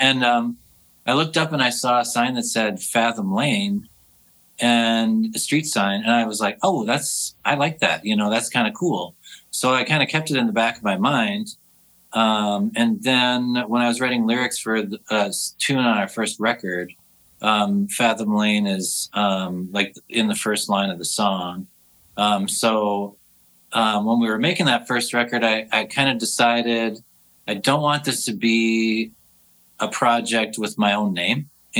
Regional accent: Minneapolis, Minnesota, United States; I just remember buying the … … and Northern Lights in downtown Minneapolis

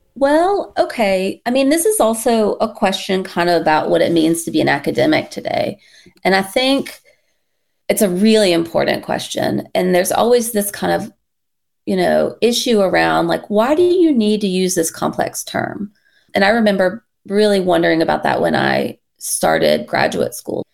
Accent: North Carolina, United States; now in Michigan, United States; I'm originally from North Carolina

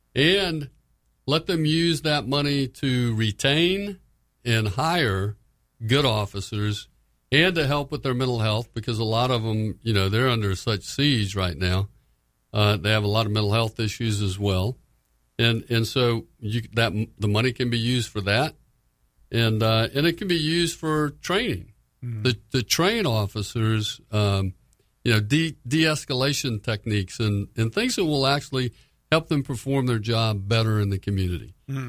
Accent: Florida, United States; I'm a Republican from Florida.

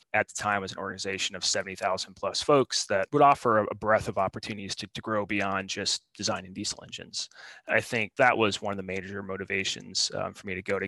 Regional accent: Southwest Iowa, United States; now in Seattle, United States; I grew up in a small town in Southwest Iowa. I grew up on a farm

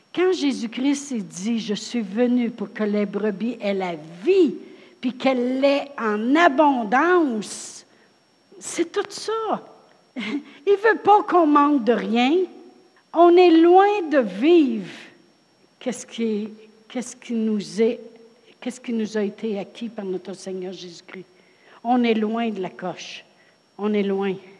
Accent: Drummondville, Quebec, Canada; moved away; Je viens de Drummondville

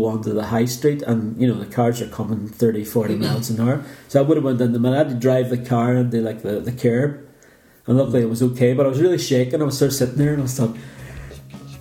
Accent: Northern Ireland, United Kingdom; we came from Northern Ireland

